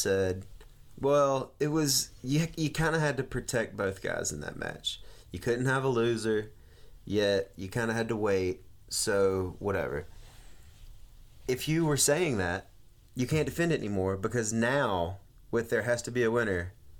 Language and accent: English; the South, United States; accent: Southern drawl; I got a Southern drawl.